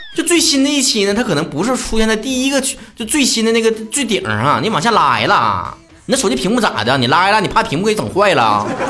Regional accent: China; 像我们中国人如果生气了

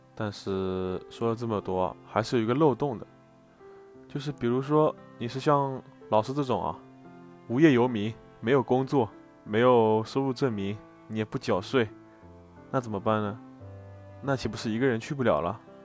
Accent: China; 更何况我们是中国人，去大多数国家都还挺麻烦的

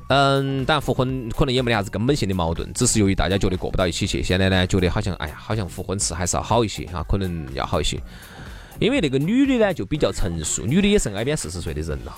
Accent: Chengdu, Sichuan, China; accent: Chengdu dialect; 在我们成都话里头叫啥子哈，叫衰败

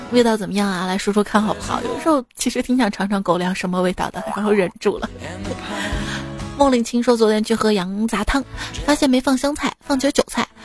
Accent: Shaanxi, China; 在我们陕西，你会发现凉皮儿分什么汉中凉皮儿、岐山凉皮儿、米皮儿、面皮儿、粗粉儿什么的。

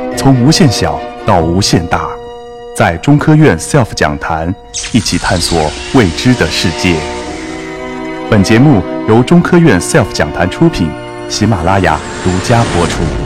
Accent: China; 我们中国人

